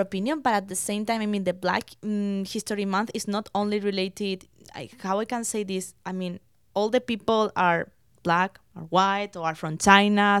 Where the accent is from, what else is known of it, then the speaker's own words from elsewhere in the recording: Spain; now in London, Canada; I was born in Spain. My parents are from Spain